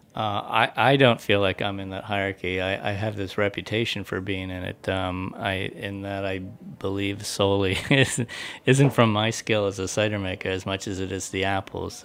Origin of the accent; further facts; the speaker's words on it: United States; moved away; I grew up near West Virginia